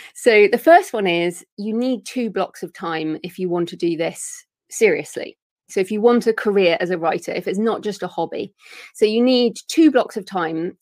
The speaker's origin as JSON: {"language": "English", "region": "England", "country": "United Kingdom", "accent": "English", "said": "my English accent"}